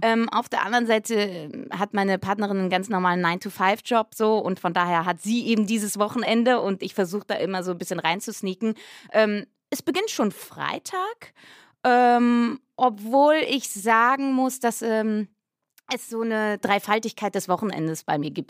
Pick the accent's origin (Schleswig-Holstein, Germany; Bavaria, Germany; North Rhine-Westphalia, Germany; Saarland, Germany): North Rhine-Westphalia, Germany; Schladern; also born or lived in Cologne; now in Berlin, Germany; Ich bin ähm, ja auf dem Dorf groß geworden, Köln geboren, aber mit fünf Jahren dann aufs Dorf gezogen